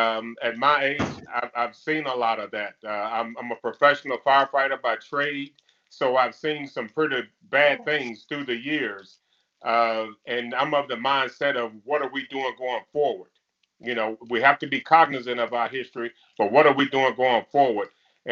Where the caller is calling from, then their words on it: Topeka, Kansas, United States; I'm joining you from Topeka, Kansas.